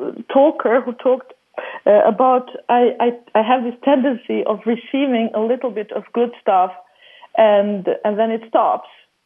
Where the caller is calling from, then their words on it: Sweden; I'm calling from Sweden.